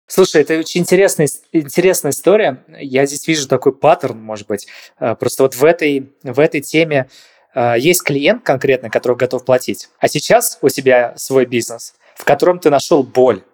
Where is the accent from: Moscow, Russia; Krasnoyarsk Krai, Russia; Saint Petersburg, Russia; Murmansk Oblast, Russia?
Saint Petersburg, Russia; я сам из Питера просто. Я, я все детство провел на Новочеркасской